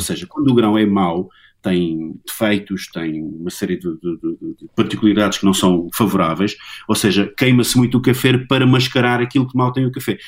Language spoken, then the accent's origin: Portuguese; Angola; moved away; eu nasci em cabine em Angola